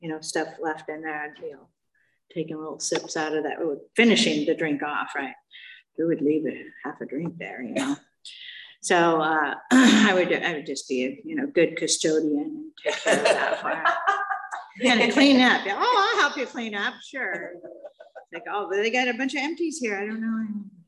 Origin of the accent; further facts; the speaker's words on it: Mission Viejo, California, United States; now in Aliso Viejo, United States; I grew up in Mission Viejo.